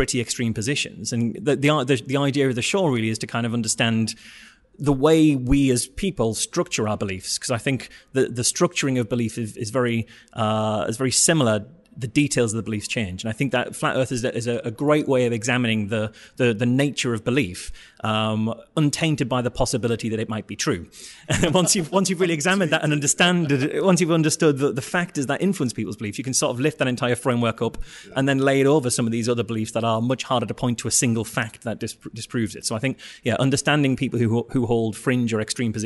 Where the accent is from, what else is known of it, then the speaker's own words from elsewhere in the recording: North East England, United Kingdom; accent: northeastern; That's a northeastern accent for you